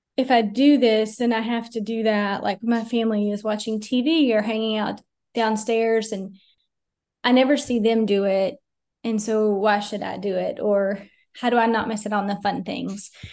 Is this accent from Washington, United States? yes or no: no; Asheville, North Carolina, United States; moved away as an adult; also born or lived in Fort Worth, Texas; now in Greensboro, United States; was born and raised in Asheville